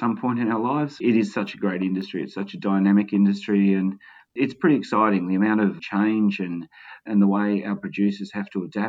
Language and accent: English; Tasmania, Australia; also born or lived in Queensland; now in Northern Territory, Australia; Originally, I'm from Tasmania. Our family had some sheep country down in Tassie, ran a few cattle at one stage